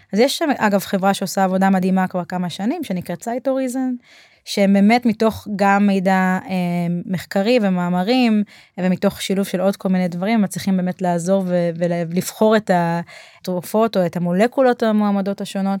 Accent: Israel; כישראלים באופי שלנו

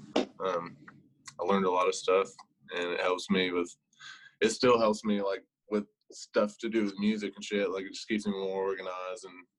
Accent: Paris, Texas, United States; moved away as an adult; also born or lived in Sulphur Springs, Texas; now in Lubbock, United States; But I'm originally from Northeast Texas, up in Paris, and also claim Sulphur Springs a little bit too, because I went to school out in Yanis for 2 years, so I know some folks out in that direction also. But I live in Lubbock now. I've been there for about 3 years now

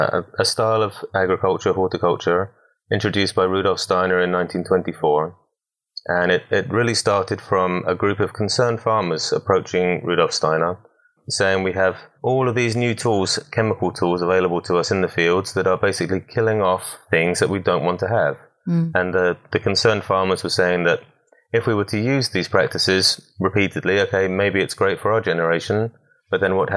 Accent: Southampton, South East England, United Kingdom; moved away as an adult; now in United States; I'm originally British born down in Southampton. And then went through normal schooling and then went on to study horticulture at Hadlow College down in Kent.

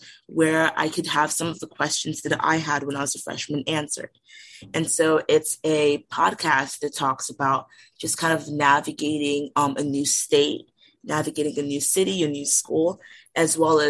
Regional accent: Townsend, Delaware, United States; moved away as an adult; also born or lived in Nigeria; now in Los Angeles, United States; I'm from Townsend, Delaware.

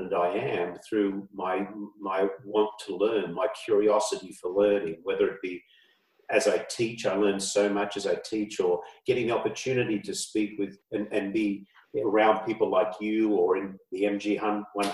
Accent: Australia; moved away; I grew up in Australia years ago.

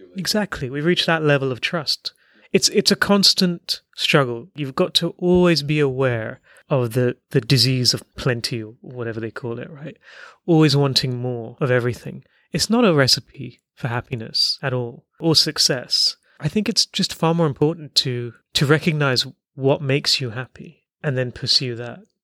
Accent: Hong Kong; You grew up in Hong Kong

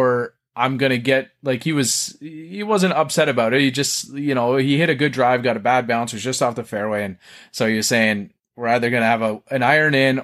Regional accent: Canada; accent: Canadian; my Canadian accent.

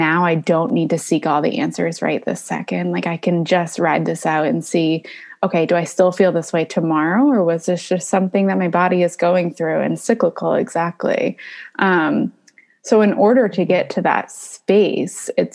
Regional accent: Maine, United States; moved away; also born or lived in California; I was born in California, but I grew up in Maine

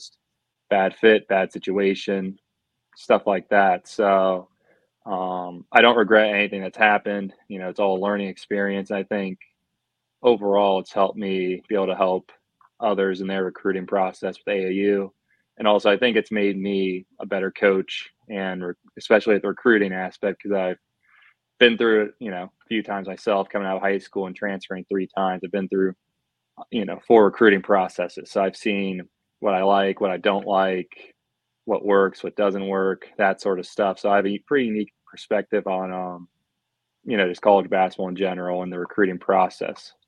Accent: Rittman, Ohio, United States; moved away as an adult; also born or lived in Upper Peninsula, Michigan; I'm from Rittman, Ohio. Went to Rittman High School, graduated there in 2017

